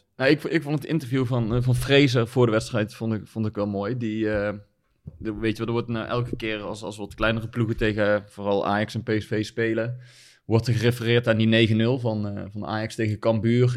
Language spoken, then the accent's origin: Dutch; Netherlands; wij houden als Nederlanders